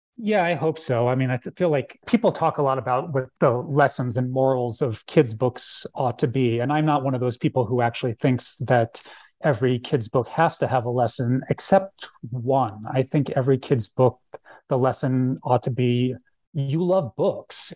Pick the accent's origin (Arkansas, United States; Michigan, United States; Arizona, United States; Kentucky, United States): Arizona, United States; Phoenix; also born or lived in Philadelphia, Pennsylvania; now in Tucson, United States; I grew up in Moon Valley, actually, and then I moved to Tucson for school, uh, around ninety-one.